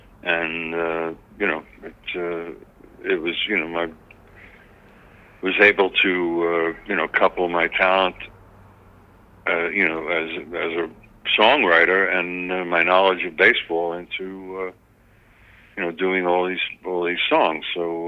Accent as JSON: {"language": "English", "town": "New York City", "region": "New York", "country": "United States", "tie": "born or raised there", "said": "growing up in New York in the 50s"}